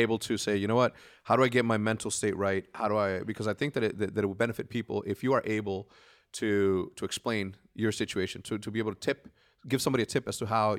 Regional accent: Juarez, Chihuahua, Mexico; I want to go back and redo the school that I grew up in Juarez, Mexico.

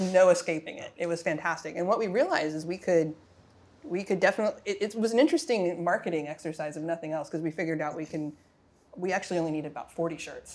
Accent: Arizona, United States; I'm from Arizona

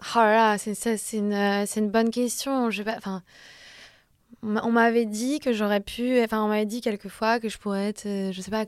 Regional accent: Clichy, Île-de-France, France; J'ai grandi à Clichy

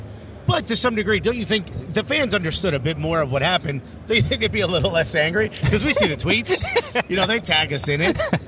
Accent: Newark, New Jersey, United States; Born and raised in Newark, New Jersey.

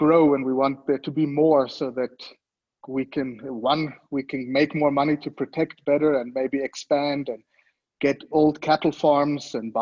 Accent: Switzerland; moved away as an adult; now in South Africa; born and raised in Switzerland, but I came to South Africa from a very young age to our family game farm. I moved down here once I graduated school

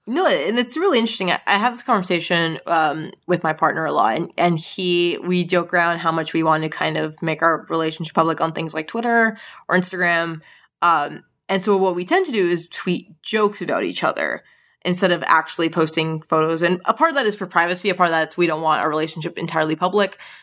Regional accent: Canada; growing up in Canada

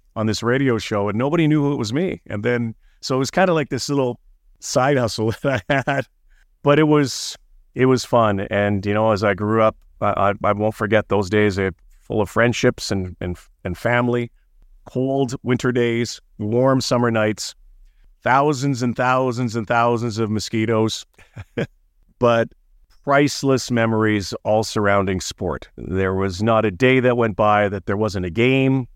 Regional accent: Winnipeg, Manitoba, Canada; moved away as an adult; also born or lived in Toronto / Markham; now in north of Toronto, Canada; I'm from Winnipeg.

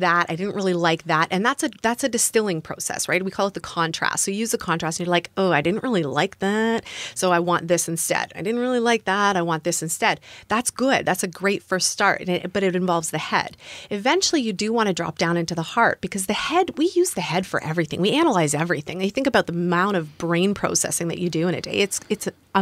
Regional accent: Canada; moved away; also born or lived in United States; I'm from Canada, temporarily living in the US

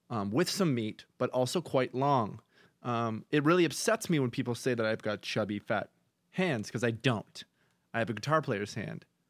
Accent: Canada; I grew up in Canada

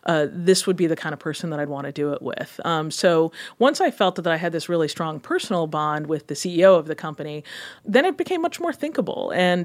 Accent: Kenya; also born or lived in Ghana; You know, I grew up in Kenya and in Ghana in a very kind of information starved environment where we had very, very few sources of news.

